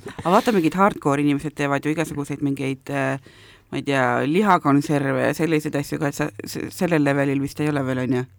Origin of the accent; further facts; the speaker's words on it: South Estonia, Estonia; moved away; ma olen ju lõunast pärit